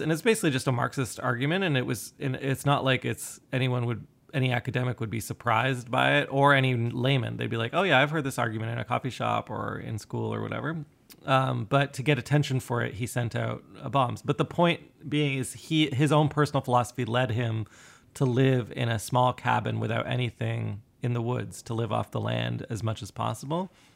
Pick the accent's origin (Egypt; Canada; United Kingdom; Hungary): Canada; myself being Canadian